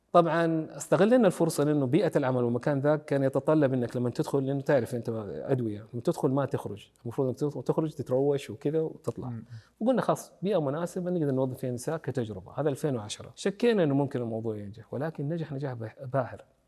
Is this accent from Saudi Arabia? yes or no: yes; Saudi Arabia; عندنا في السعوديه